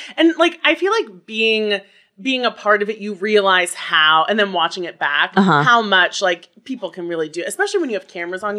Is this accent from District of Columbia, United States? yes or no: yes; D.C., District of Columbia, United States; moved away as an adult; now in New York, United States; I grew up just outside of Washington, D.C.